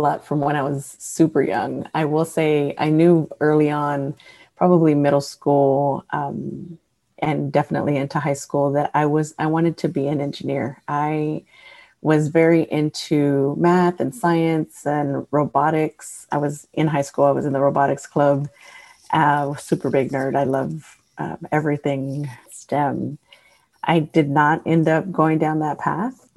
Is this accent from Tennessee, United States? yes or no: no; Houston, Texas, United States; I grew up in Houston, born and raised